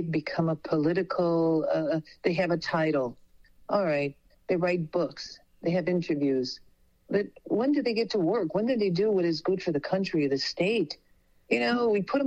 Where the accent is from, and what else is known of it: Chicago, Illinois, United States; born or raised there; also born or lived in Bassano del Grappa, Italy